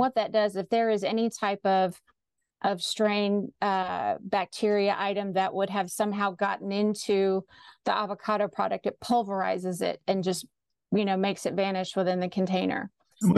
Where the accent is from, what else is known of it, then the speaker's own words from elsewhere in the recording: Austin, Texas, United States; I grew up in Austin, graduated from the University of Texas